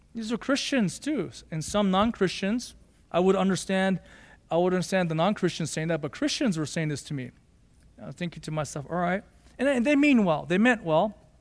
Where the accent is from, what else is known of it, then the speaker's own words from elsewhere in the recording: Los Angeles, California, United States; also born or lived in Boyle Heights, Los Angeles / Monterey Park, California / Arcadia, California; growing up, we grew up in Monterey Park or Boyle Heights, then we moved to Monterey Park, and then we moved to Arcadia in nineteen eighty-eight.